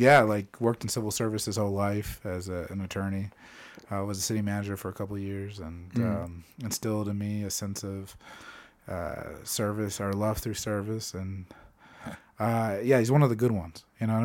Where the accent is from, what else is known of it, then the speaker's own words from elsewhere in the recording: Phoenix, Arizona, United States; now in Denver, United States; I grew up in Phoenix, Arizona.